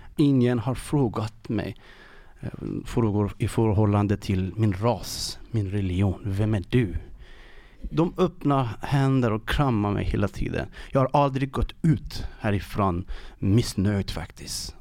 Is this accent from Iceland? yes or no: no; Iran; Swedish is a second language; moved away as an adult; now in Sweden; jag kommer ifrån Iran och har varit i tre år här i Sverige